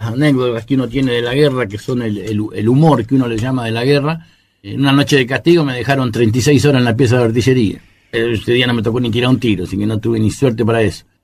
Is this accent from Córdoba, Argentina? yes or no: no; Las Flores, Buenos Aires Province, Argentina; Yo tengo idea de que nacimos acá en Las Flores